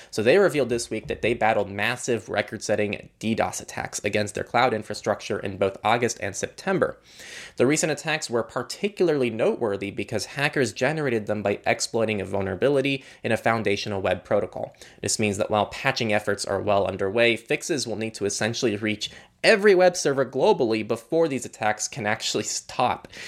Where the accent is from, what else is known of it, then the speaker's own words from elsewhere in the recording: California, United States; as a Californian